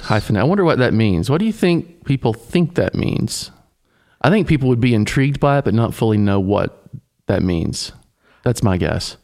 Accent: Tennessee, United States; I grew up in Tennessee, sort of, I'd say a son of the South

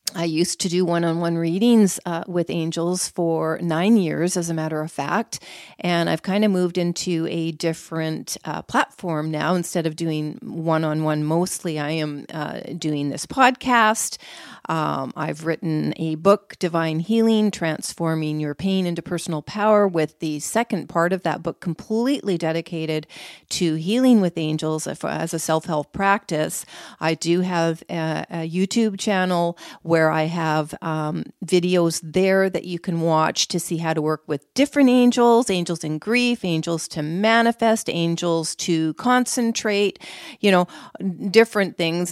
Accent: Canada; I'm from Canada

